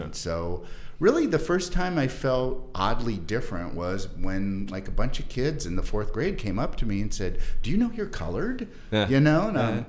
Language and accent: English; Defiance, Ohio, United States; I'm from a small town in Northwest Ohio. Defiance, Ohio is the name of my hometown.